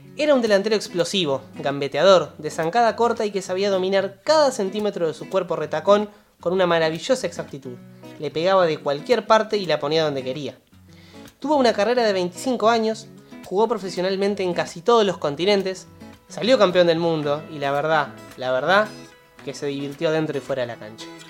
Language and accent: Spanish; Uruguay; equipos uruguayos, de donde somos nosotros